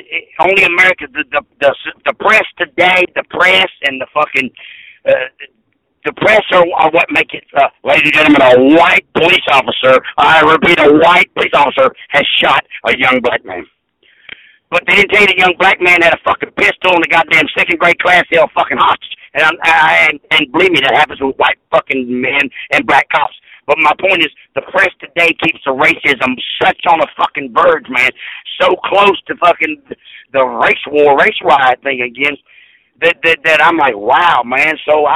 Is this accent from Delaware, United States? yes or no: no; Hendersonville, Tennessee, United States; also born or lived in Australia; I grew up in Hendersonville, Tennessee. My neighbors were the Oak Ridge Boys, fucking Bobby Bear, and Johnny Cash, and Conway Twitty.